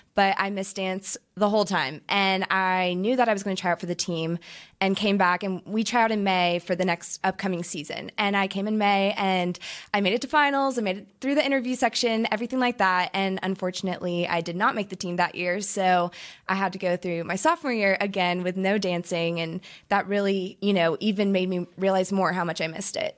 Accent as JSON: {"language": "English", "area": "Orange County", "region": "California", "country": "United States", "tie": "born or raised there", "said": "I grew up in Orange County, California"}